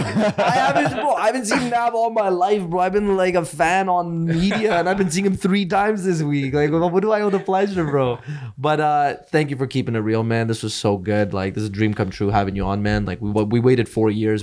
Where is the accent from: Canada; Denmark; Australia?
Canada; Edmonton, Alberta; I'll still be in my hometown